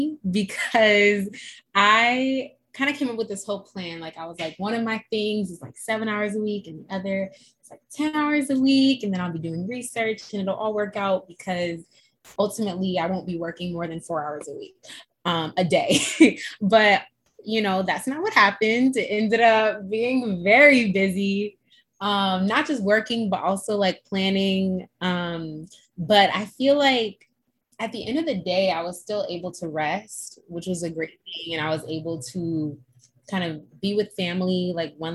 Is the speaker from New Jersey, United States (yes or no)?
no; Boston, Massachusetts, United States; I'm from Boston